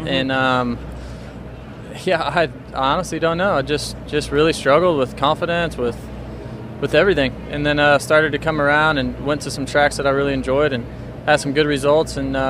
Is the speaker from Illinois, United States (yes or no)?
no; Iowa, United States; Me growing up in Iowa, we didn't have any of that, so.